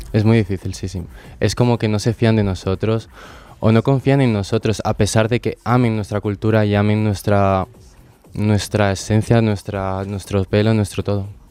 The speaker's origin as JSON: {"language": "Spanish", "country": "Bolivia", "moved": "yes", "lives_now": "Spain", "said": "tengo 20 años recién cumplidos y vengo de Bolivia."}